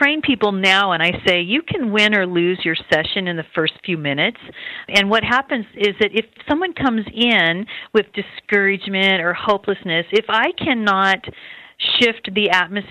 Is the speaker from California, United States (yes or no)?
yes; Redding, California, United States; I'm from Redding, California, my husband